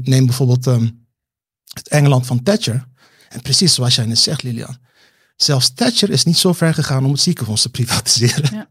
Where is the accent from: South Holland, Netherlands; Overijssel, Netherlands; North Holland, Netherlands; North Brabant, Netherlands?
South Holland, Netherlands; Rotterdam; now in Amsterdam, Netherlands; ik ben weer terug in Rotterdam-Zuid, waar ik vandaan kom. Ehm, in, in, het onderwijs. En het was, het was al geen vetpot toen ik daar opgroeide